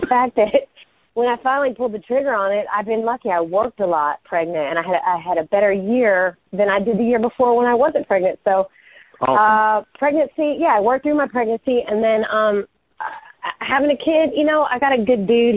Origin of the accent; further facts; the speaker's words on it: United States; my hometown people, Carolina people